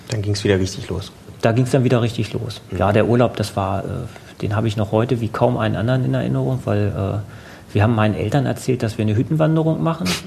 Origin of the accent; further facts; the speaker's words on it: Hanover, Lower Saxony, Germany; Also ich komme aus Hannover, ich wohne in Hannover. Ich war zwar zwischendurch mal kurz für ähm, Studienaufenthalte auswärts, aber habe sonst immer ähm, halt hier gewohnt.